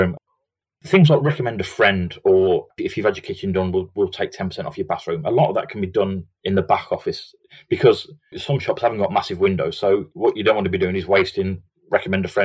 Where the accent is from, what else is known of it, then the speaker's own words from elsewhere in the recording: Redditch, West Midlands, United Kingdom; I grew up in Redditch in the Midlands